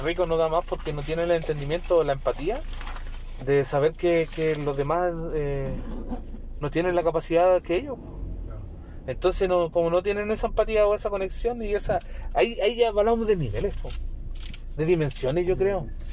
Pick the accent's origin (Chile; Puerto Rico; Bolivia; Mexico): Chile; Osorno, Los Lagos; allá de mi ciudad natal, de Osorno